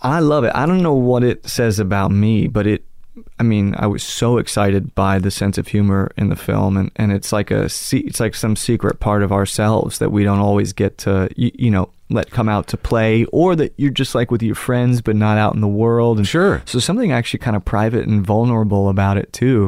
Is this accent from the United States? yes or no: yes; Manhattan and then Connecticut, United States; I grew up in Manhattan and then Connecticut.